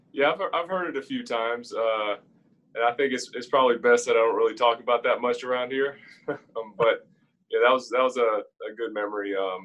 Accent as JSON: {"language": "English", "town": "Pensacola", "region": "Florida", "country": "United States", "tie": "born or raised there", "also_born_or_lived": "Scotland", "said": "I grew up in Pensacola. I mean, they're right next to each other. So, yeah, and both Scottish born. I lost my accent a long time ago"}